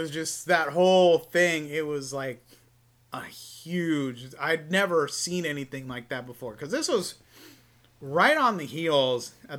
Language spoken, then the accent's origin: English; Spring Valley, United States; Being a white dude growing up in Spring Valley, it's like you're white, but you've seen some shit.